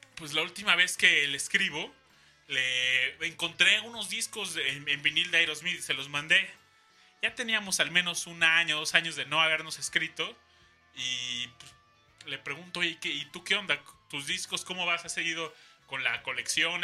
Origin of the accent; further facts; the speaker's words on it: Mexico City, Mexico; como buen defeño